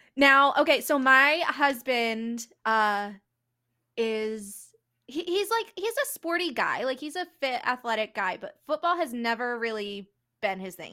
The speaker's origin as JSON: {"language": "English", "town": "Philadelphia", "region": "Pennsylvania", "country": "United States", "tie": "born or raised there", "said": "I'm born and raised in the Philly-ish"}